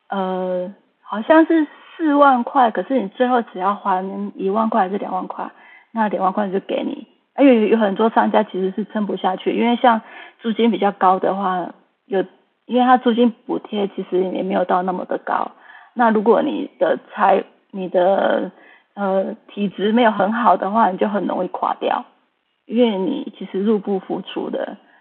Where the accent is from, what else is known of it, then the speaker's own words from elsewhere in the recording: Taiwan; now in Vancouver, Canada; 我们台湾人